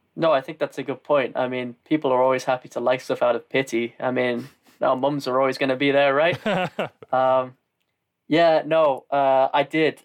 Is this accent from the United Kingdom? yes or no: yes; the north of England, United Kingdom; accent: northern; moved away as an adult; also born or lived in Austria; I'm from the north and that my accent isn't exactly the most classic.